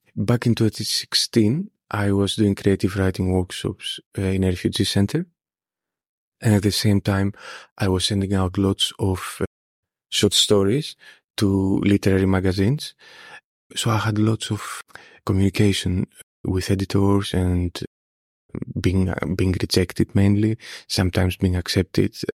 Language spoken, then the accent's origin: English; Greece; moved away as an adult; also born or lived in Scotland; now in United Kingdom; I stayed in my hometown